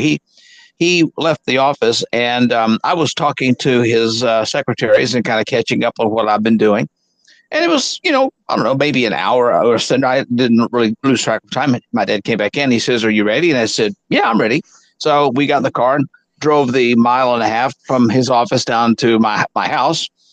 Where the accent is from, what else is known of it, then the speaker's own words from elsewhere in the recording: Arkansas, United States; moved away; I'm back in my hometown